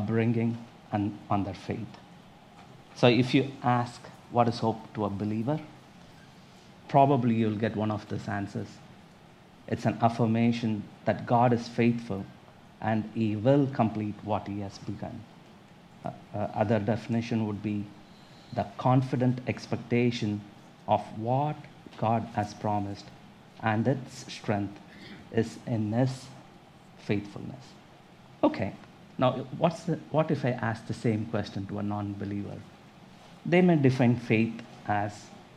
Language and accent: English; India; accent: Indian; moved away as an adult; now in United States; I'm from India. You might get an Indian accent also from me. I was born and raised up there, and when I was 29, I moved into this country.